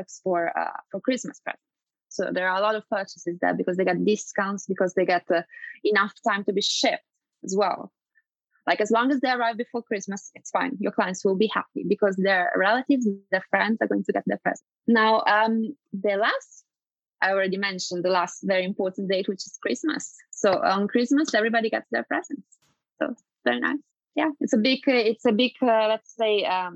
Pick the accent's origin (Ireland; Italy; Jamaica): Italy; moved away; I'm originally from Italy. And I remember when I was a child that I used to kind of go and trick and treat.